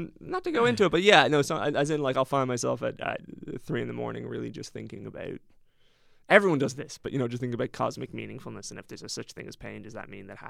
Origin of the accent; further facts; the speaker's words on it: Ireland; the experience, as an Irish person, the experience was disappointingly positive and supportive.